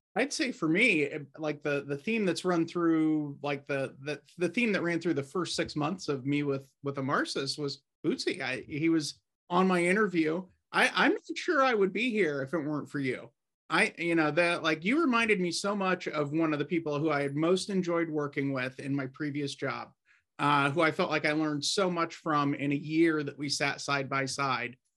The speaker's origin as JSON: {"language": "English", "town": "Warsaw", "region": "Indiana", "country": "United States", "tie": "born or raised there", "lives_now": "Indianapolis, United States", "said": "also born in Indiana, up in Warsaw, about 100 miles north of here"}